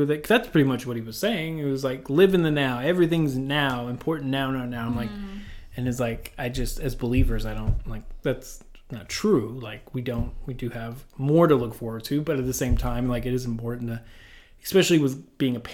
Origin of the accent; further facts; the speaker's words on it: Appalachian Kentucky, United States; I'm from Appalachian, Kentucky